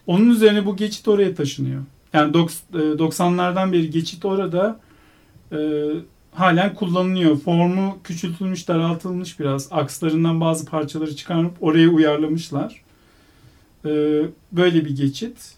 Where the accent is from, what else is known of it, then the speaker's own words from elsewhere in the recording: Istanbul, Turkey; moved away as an adult; also born or lived in Ankara; now in Izmir, Turkey; 2009 ee, Eylül'den beri İstanbul'da yaşamıyorum. İstanbulluyum